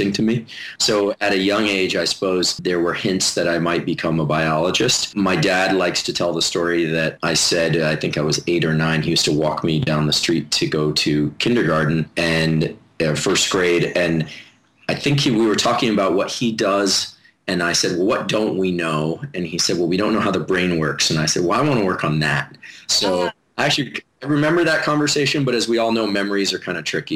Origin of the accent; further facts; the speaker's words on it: Palo Alto, California, United States; now in San Diego, United States; I actually grew up in Palo Alto